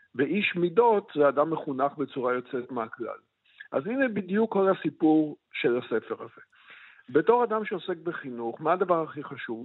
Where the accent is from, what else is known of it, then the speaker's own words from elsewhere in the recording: Israel; כל מי שגדל בארץ, נניח, אני גדלתי בבית, אמנם חיוני אדוק